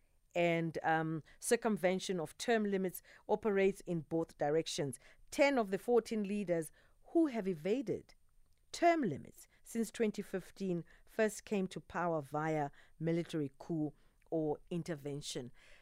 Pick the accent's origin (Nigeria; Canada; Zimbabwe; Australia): Zimbabwe; moved away; I'm originally from Zimbabwe